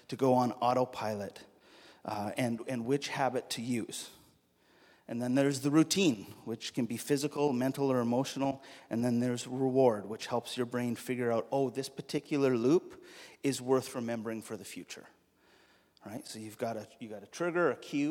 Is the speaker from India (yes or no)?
no; Alberta, Canada; I'm from Alberta, and so the way we say this in Alberta is